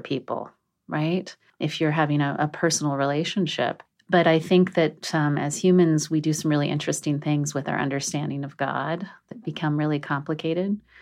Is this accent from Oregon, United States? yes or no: yes; a really small town in Oregon, United States; also born or lived in Southern California; I was born in Southern California, but my parents, so my mom married a man who was not my father, and we moved to a really small town in Oregon